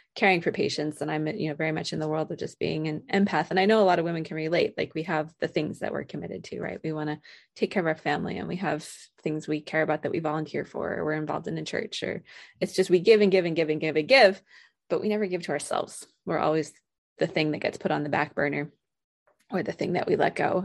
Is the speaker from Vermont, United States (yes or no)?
yes; Vermont, United States; moved away as an adult; also born or lived in Colorado / Vienna, Austria / Georgia; now in Alaska, United States; I grew up in Vermont.